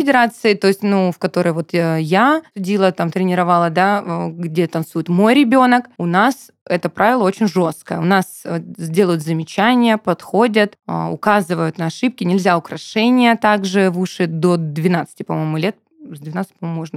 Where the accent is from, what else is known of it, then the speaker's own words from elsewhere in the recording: Rostov-on-Don, Rostov Oblast, Russia; now in Krasnodar, Russia; я же переехала в Краснодар а, танцевать, я вообще ростовчанка